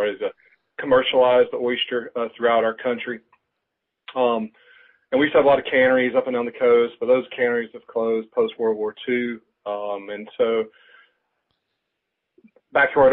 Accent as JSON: {"language": "English", "region": "Middle Georgia", "country": "United States", "moved": "as an adult", "lives_now": "South Carolina, United States", "said": "I'm originally from Middle Georgia. I moved to South Carolina after I graduated from Georgia Southern University"}